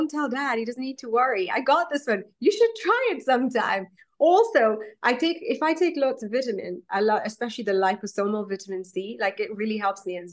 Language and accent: English; Kenya; I'm a Kenyan Indian. So I was, I'm Indian, but raised in Kenya, East Africa.